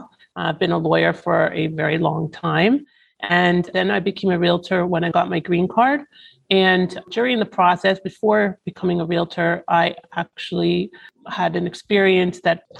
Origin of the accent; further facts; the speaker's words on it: Toronto, Ontario, Canada; moved away as an adult; now in Florida, United States; So I am originally from Toronto, Ontario, Canada.